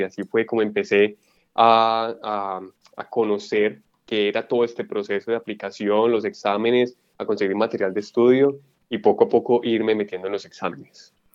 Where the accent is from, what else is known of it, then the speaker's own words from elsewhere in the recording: Colombia; moved away as an adult; yo soy médico colombiano con experiencia en endocrinología